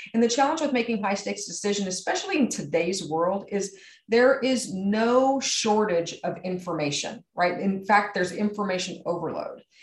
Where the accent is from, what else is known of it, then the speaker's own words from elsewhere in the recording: San Antonio, Texas, United States; San Antonio, my hometown where I'm from